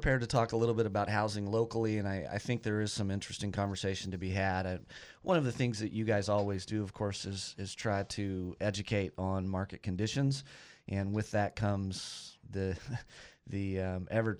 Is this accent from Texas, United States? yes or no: yes; Lubbock, Texas, United States; also born or lived in Austin; Grew up in Lubbock and lived in Austin for a while.